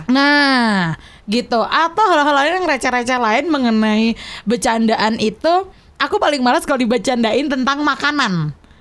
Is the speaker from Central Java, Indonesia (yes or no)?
no; Yogyakarta, Special Region of Yogyakarta, Indonesia; Aku tuh lahir besar di Jogja